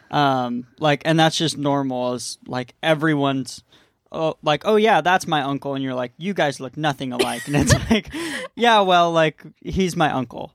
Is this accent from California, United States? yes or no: yes; San Diego, California, United States; moved away as an adult; now in Maui, United States; We grew up in East County.